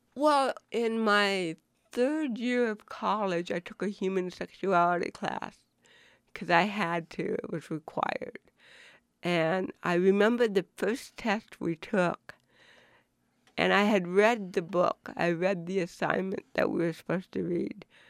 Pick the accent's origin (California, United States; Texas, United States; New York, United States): New York, United States; Buffalo; I was born in Buffalo, New York, in nineteen fifty-six